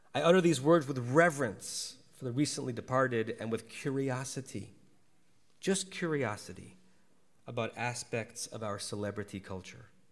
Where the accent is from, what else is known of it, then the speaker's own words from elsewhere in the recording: Connecticut, United States; moved away as an adult; now in Los Angeles, United States; I grew up in Connecticut